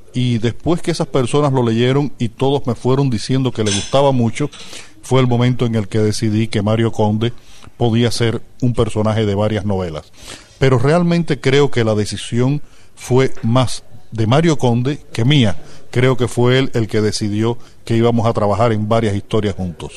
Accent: Cuba; yo como cubano

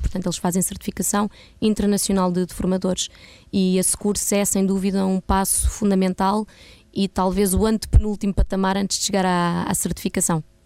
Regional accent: Portugal; moved away as an adult; now in Ghana; eu ser europeia, de eu ser branca e ter deixado a minha vida em Portugal

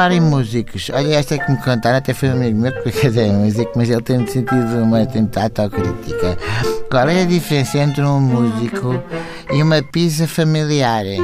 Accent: Cacém, Lisbon, Portugal; sou do Cacém.

